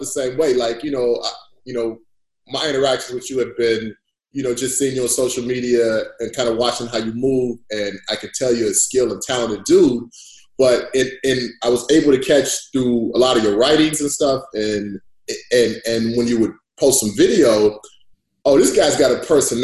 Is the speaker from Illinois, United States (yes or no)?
yes; Chicago, Illinois, United States; I'm from Chicago. I'm from inner city Chicago